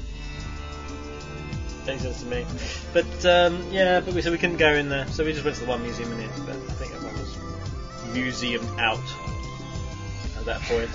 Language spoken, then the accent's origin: English; England, United Kingdom; I'm English